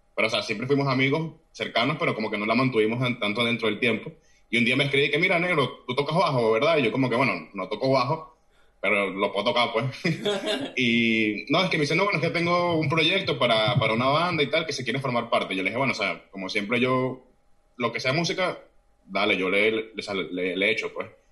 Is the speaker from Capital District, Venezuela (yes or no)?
yes; Caracas, Capital District, Venezuela; moved away as an adult; now in Oviedo, Spain; nací en, en Caracas, toda mi vida prácticamente viví entre Cafetal y Los Naranjos